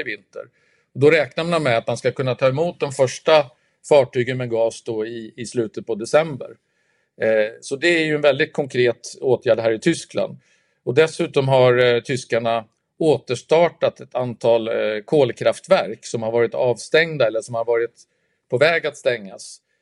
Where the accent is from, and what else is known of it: Sweden